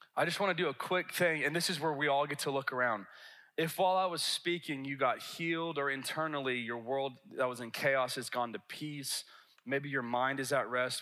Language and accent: English; the South, United States; I'm from a big city from the South.